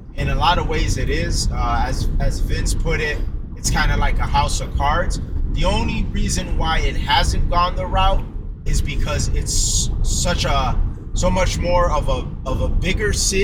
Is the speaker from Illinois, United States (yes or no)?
yes; Chicago, Illinois, United States; I'm from Chicago.